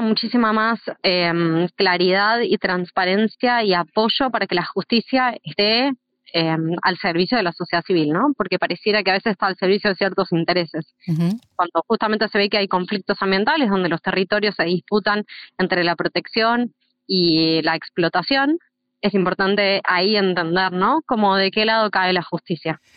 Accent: Argentina; also born or lived in outskirts of Buenos Aires; en donde vivo yo, en una zona rural, en Argentina, en las afueras de Buenos Aires

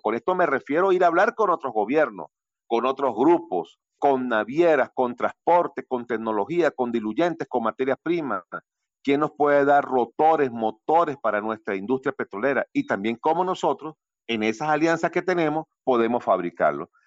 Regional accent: Venezuela

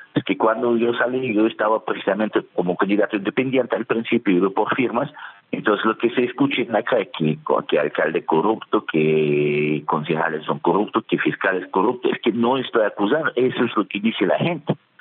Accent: Russia; Spanish is a second language; moved away as an adult; also born or lived in Germany; now in Tunja, Colombia; yo nací en Rusia, viví mi vida adulta en Alemania

